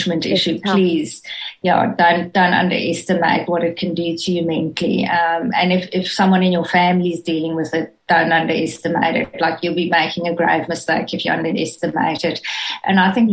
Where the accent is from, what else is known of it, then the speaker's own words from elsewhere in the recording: South Africa; moved away as an adult; now in Australia; opportunities that we would never have had in South Africa. So, yes, I know I don't sound Australian